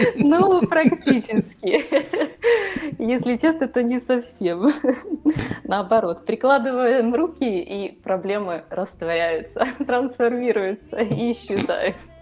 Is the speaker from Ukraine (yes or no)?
yes; Ukraine; moved away as an adult; now in Budapest, Hungary; Я родилась и выросла в Украине. Последние 8 лет проживаю в Будапеште.